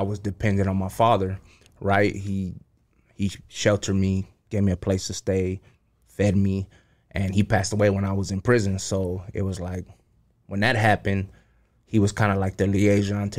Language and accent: English; Cudahy, California, United States; also born or lived in Wailuku, Hawaii / Santa Ana, California; Came to L.A. to Cudahy as a baby. Grew up in Cudahy